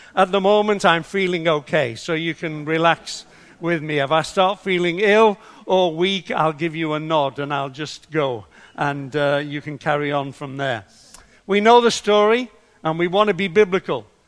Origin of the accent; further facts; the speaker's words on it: Liverpool, North West England, United Kingdom; I was brought up in Liverpool